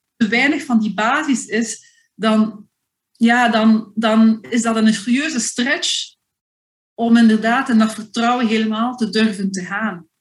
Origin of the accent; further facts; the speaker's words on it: Flanders, Belgium; als Vlaming